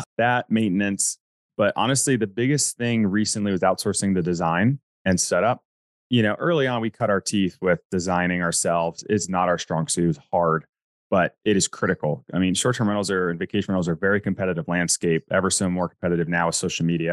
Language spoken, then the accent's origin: English; North Carolina, United States; I grew up in North Carolina